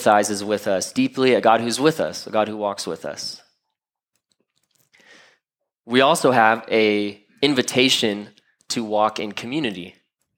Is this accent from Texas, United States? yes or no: no; Florida, United States; moved away; I'm from Florida. I'm a Florida man